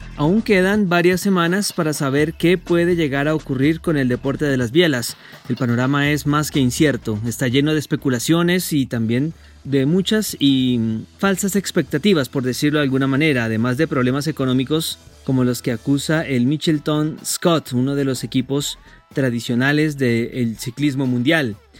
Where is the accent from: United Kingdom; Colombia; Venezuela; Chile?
Colombia; a todos los colombianos